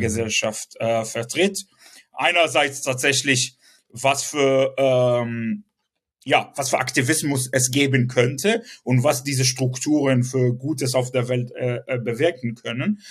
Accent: Southern District, Israel; German is a second language; moved away; also born or lived in Sderot; Ich bin selbst äh, ähm, im Süden groß geworden, geboren

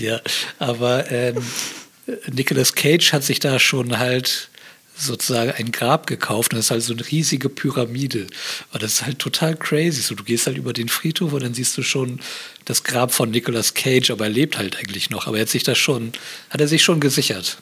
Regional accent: Bremerhaven, Bremen, Germany; now in Berlin, Germany; ich bin ja aus Bremerhaven

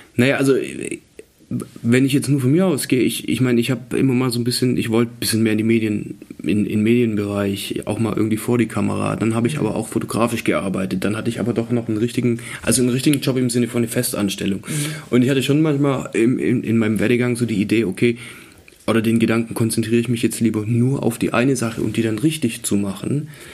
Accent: Swabia, Baden-Württemberg, Germany; ich komme ja aus dem Schwabenland

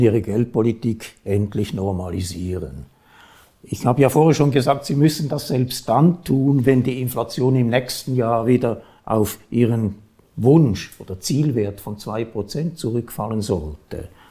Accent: Switzerland; bei uns

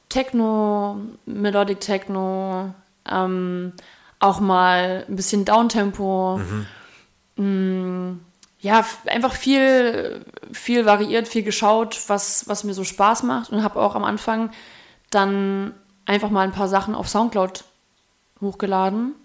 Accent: Erfurt, Thuringia, Germany; moved away; also born or lived in Nuremberg; Erfurt ist ja meine Heimatstadt, da bin ich geboren

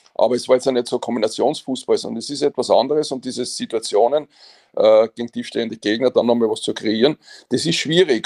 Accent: Vienna, Austria

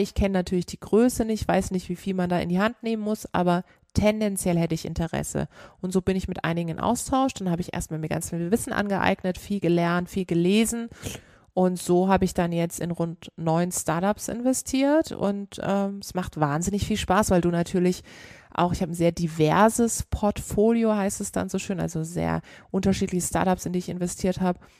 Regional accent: Karlsruhe, Baden-Württemberg, Germany; ich komme aus Karlsruhe

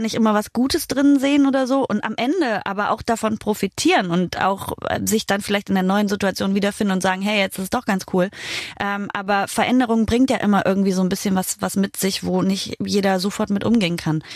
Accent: Halberstadt, Saxony-Anhalt, Germany; da, wo ich herkomme, aus Halberstadt in Sachsen-Anhalt

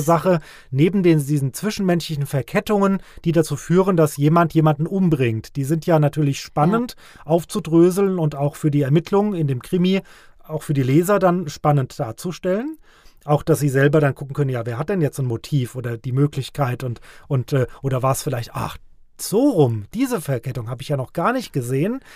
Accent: Ockstadt, Hesse, Germany; moved away as an adult; also born or lived in Frankfurt / Nidda; now in Vogelsberg, Germany; Es geht nach Ockstadt in meine alte Heimat, in mein, mein äh, Heimatdorf

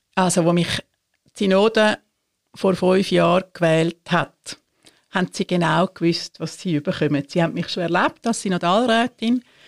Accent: Switzerland; bei uns in der Schweiz

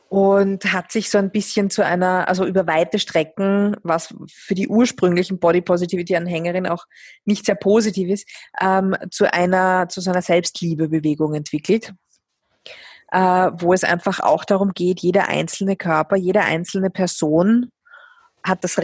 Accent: Vienna, Austria; ich bin jahrelang durch Wien gelaufen, meine Heimatstadt

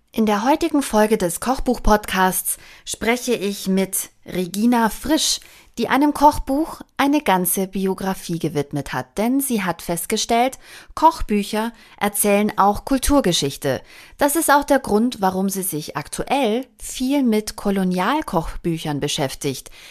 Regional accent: Bavaria, Germany; aus meiner Heimat, ich komme aus Bayern

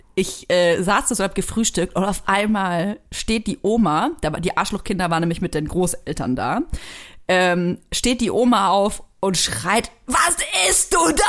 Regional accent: Franconia, Bavaria, Germany; moved away; ich komme ja aus Franken

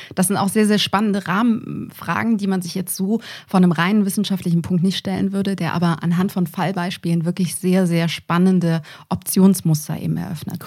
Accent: near Düsseldorf, North Rhine-Westphalia, Germany; moved away as an adult; also born or lived in Munich; ich bin eine gebürtige Rheinländerin, komme ursprünglich aus der Nähe von Düsseldorf

